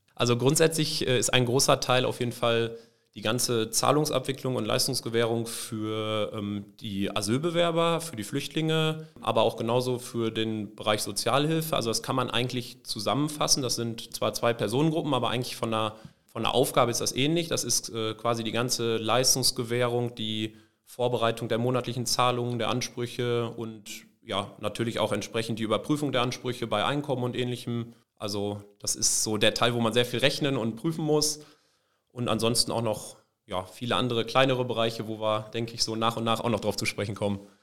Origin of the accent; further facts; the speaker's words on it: Benolpe, North Rhine-Westphalia, Germany; Ich komme aus dem kleinen Ort Ben Olpe